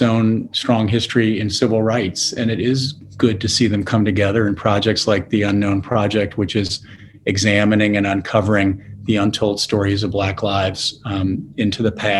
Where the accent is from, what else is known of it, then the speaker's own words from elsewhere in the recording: Louisville, Kentucky, United States; Louisville's my hometown